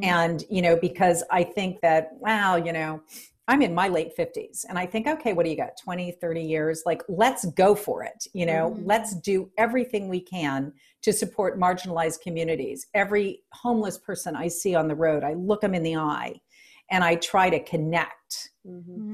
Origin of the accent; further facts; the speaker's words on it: New Orleans, Louisiana, United States; I'm from the deep South. I was born in New Orleans, Louisiana